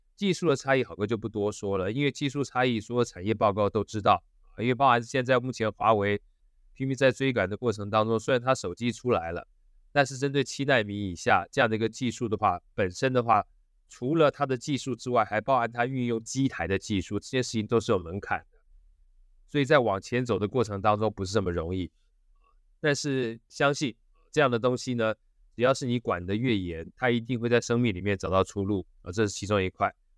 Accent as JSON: {"language": "Chinese", "country": "Taiwan"}